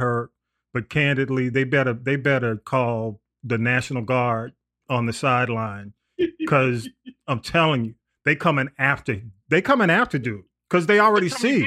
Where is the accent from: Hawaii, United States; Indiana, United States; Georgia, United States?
Georgia, United States; Atlanta; also born or lived in East Point, Georgia; living in Atlanta, see, I grew up in Atlanta